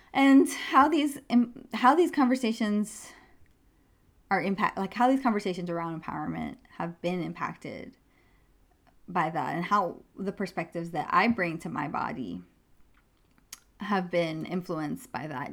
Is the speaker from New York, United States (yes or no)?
yes; New York, United States; I grew up in New York